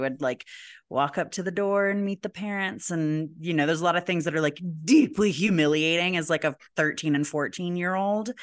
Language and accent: English; Albuquerque, New Mexico, United States; "Where are you from?" And we say Albuquerque